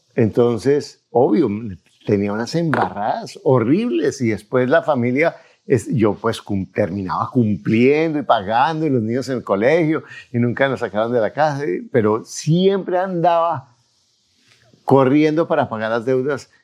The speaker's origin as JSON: {"language": "Spanish", "country": "Colombia", "said": "yo como soy colombiano"}